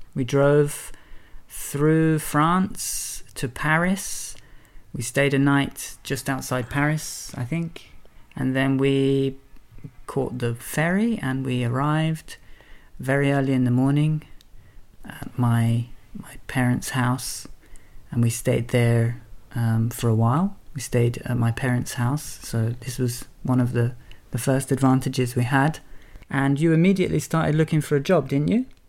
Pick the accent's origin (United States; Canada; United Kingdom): United Kingdom; England; I'm English and my family and friends are all in England